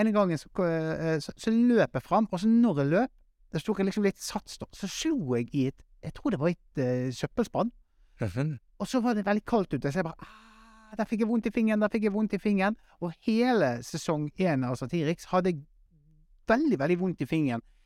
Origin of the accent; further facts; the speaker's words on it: Western Norway, Norway; now in Oslo, Norway; som vestlending